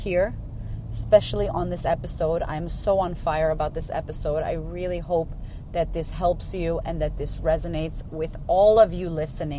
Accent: Boston, Massachusetts, United States; moved away as an adult; now in Australia; I'm originally from Boston, from America

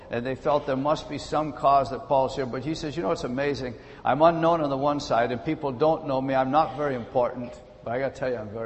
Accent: British Columbia, Canada; moved away; also born or lived in Ontario; I am from British Columbia, lived in Ontario for some years.

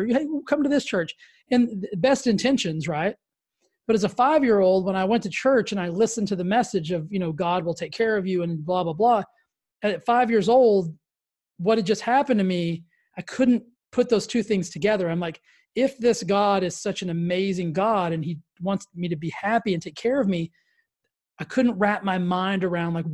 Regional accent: Texas, United States; I grew up in Texas, so I grew up in like the Baptist church capital of the world.

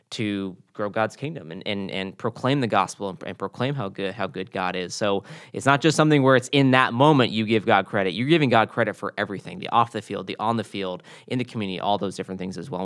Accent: the South, United States; moved away as an adult; now in California, United States; growing up in the South and working at a, a major, you know, college football program

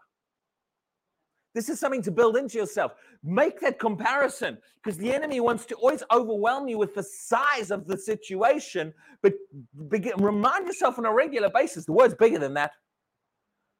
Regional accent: United Kingdom; We're British

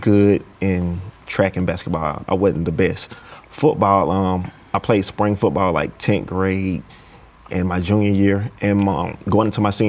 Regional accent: Mississippi, United States; Originally from a small town, Bassville, Mississippi. It's pretty much where everybody know each other. We have one four-way stop, no stoplights

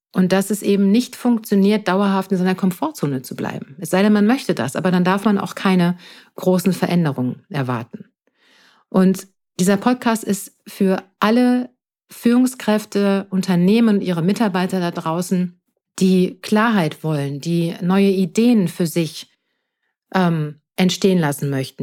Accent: Münster, North Rhine-Westphalia, Germany; moved away as an adult; now in Palatinate, Germany; ich bin in Münster in Nordrhein-Westfalen geboren und lebe jetzt seit sechs Jahren im Exil, wie ich immer so schön sage, in der schönen Pfalz

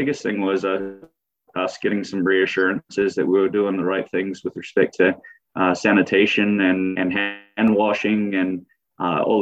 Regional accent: New Zealand; moved away as an adult; also born or lived in United Kingdom / Norfolk County, Ontario, Canada; now in Canada; I grew up in New Zealand. I grew up on a family-owned and operated apple farm.

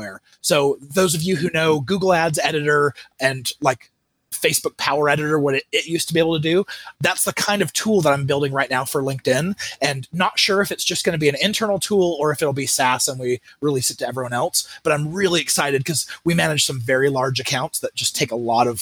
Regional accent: Mesa, Arizona, United States; I grew up in Mesa, Arizona

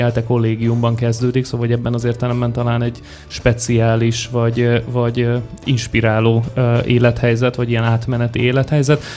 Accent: Szombathely, Vas, Hungary; moved away as an adult; now in Budapest, Hungary; én szombathelyiként születtem

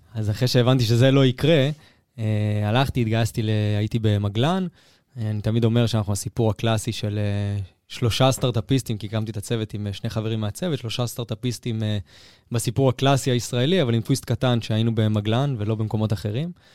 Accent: Herzliya, Tel Aviv District, Israel; אני מהרצליה הירוקה

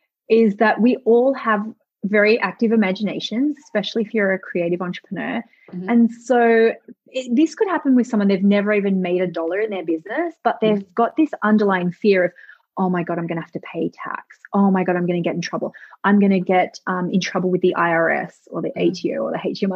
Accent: Australia; I'm Australian, our ancestors who were, you know, came from England in Australia

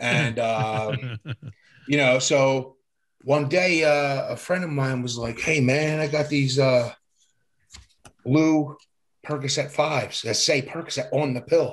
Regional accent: Camden, New Jersey, United States; It was just me and my mom growing up. Poor neighborhood. One light signal away from Camden, New Jersey. I was born in Camden. And I grew up in a poor neighborhood

